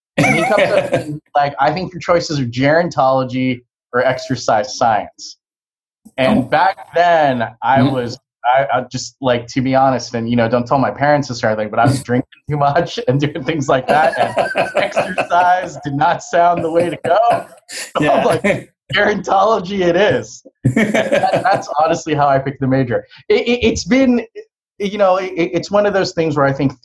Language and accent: English; Southern California, United States; I grew up in Southern California